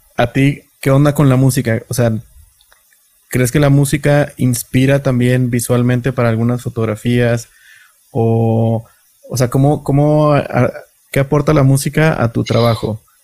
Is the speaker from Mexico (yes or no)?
yes; Matamoros, Tamaulipas, Mexico; also born or lived in Monterrey; now in Mexico City, Mexico; yo, soy de Matamoros, estudié en Monterrey, me adoptaron ahí 13 años, me adoptó la ciudad y ah, luego me vine para acá, Ciudad de México.